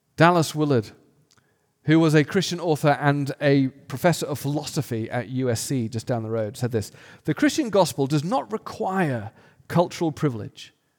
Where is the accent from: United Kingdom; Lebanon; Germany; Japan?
United Kingdom; England; I grew up in England where the predominant worldview was atheis-, atheism